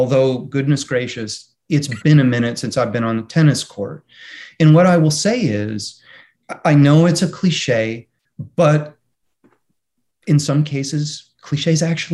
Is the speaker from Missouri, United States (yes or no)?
no; Michigan, United States; moved away; I'm from Michigan originally